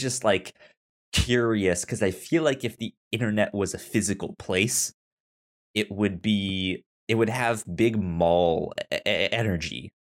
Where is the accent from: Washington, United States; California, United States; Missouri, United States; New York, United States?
Missouri, United States; St. Louis; I'm from Saint Louis